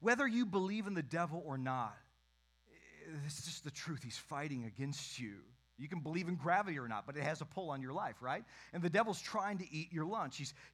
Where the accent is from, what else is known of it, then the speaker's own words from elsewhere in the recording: Western Michigan, United States; I grew up in Western Michigan. My church was out in the country.